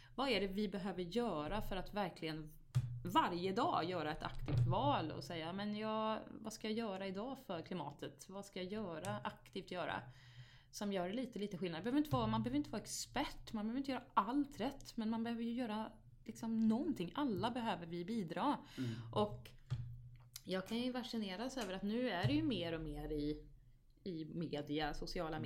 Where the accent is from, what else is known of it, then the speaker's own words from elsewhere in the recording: Vargön, Västra Götaland, Sweden; moved away as an adult; also born or lived in Vänersborg; now in Stockholm, Sweden; Jag växte ju upp där och det var, det var en fantastisk uppväxt